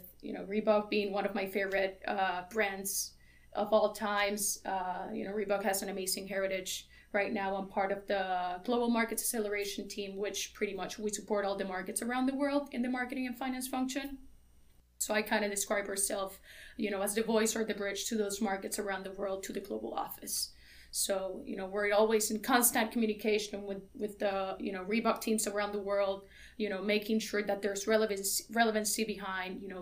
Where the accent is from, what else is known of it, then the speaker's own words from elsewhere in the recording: Carolina, Puerto Rico; moved away as an adult; also born or lived in Pennsylvania; I was born and raised in Carolina, Puerto Rico